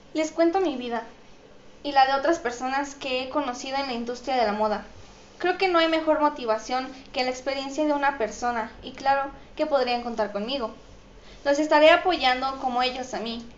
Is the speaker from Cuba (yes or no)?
no; Mexico; soy mexicana y represento a mi país